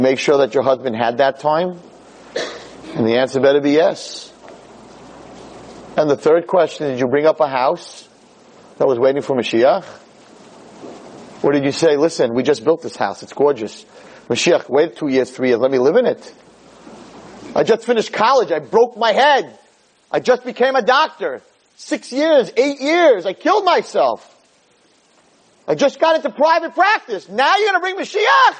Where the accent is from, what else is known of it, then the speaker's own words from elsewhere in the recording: United States; We're Americans. We have American passports